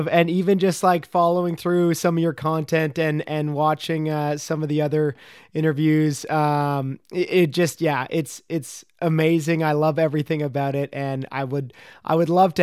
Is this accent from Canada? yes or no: yes; Ottawa Valley, Ontario, Canada